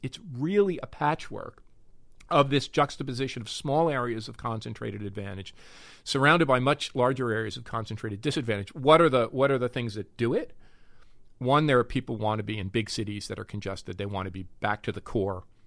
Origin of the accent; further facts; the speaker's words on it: North Arlington, New Jersey, United States; also born or lived in Newark, New Jersey; the place I grew up in New Jersey, after my folks moved from Newark, North Arlington